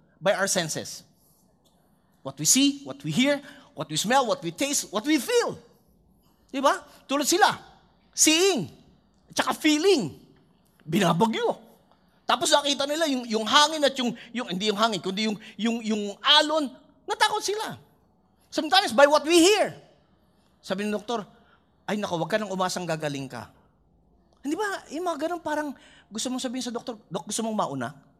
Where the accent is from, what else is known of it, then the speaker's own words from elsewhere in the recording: Philippines; bilang Pinoy